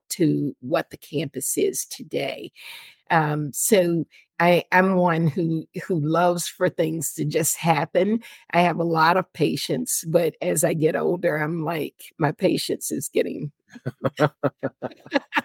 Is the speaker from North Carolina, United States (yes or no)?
yes; North Carolina, United States; also born or lived in California; now in San Diego, United States; I was born and raised in North Carolina